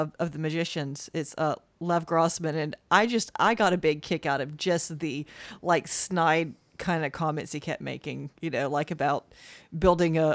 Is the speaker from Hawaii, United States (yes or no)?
no; New Orleans, Louisiana, United States; now in Natchez, United States; I'm from New Orleans.